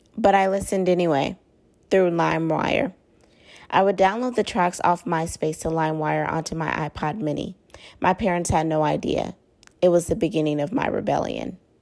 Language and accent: English; Oakland, California, United States; I was in the seventh grade in East Oakland